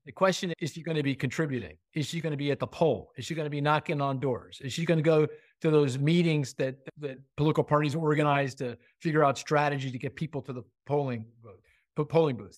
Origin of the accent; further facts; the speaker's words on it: Pennsylvania, United States; I'm from Pennsylvania. I live in the suburbs of Philly.